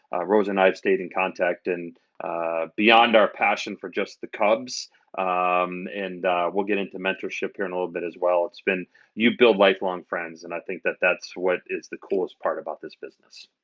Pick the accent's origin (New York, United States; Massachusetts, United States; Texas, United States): New York, United States; outside of Albany; moved away as an adult; also born or lived in Ohio / Nashville, Tennessee; now in Chicago, United States; I'm actually from New York, uh, outside of Albany, where my parents still live.